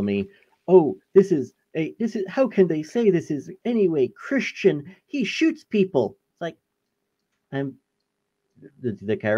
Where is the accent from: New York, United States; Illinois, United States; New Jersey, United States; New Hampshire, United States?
New York, United States; I'm from New York